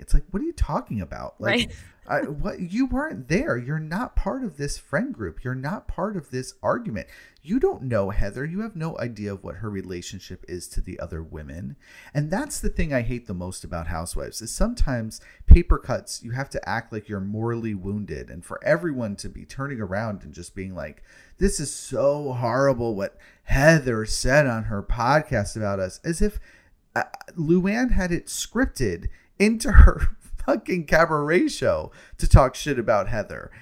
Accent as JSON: {"language": "English", "town": "New York City", "region": "New York", "country": "United States", "said": "being a New Yorker myself"}